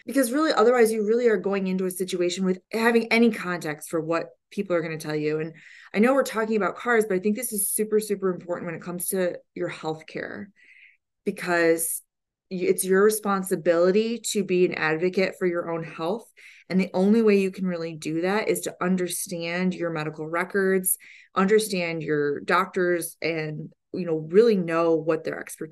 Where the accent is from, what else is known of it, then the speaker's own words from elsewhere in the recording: Detroit, Michigan, United States; just growing up in the Detroit area, we were just around cars a lot